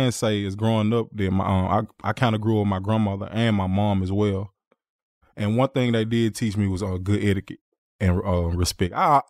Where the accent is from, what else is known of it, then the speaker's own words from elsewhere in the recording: Memphis, Tennessee, United States; I was born in Memphis, Tennessee. Came from … Grew up mostly in North Memphis area, but we moved out to Fraser and Raleigh over a period of time. But my whole family grew up in North Memphis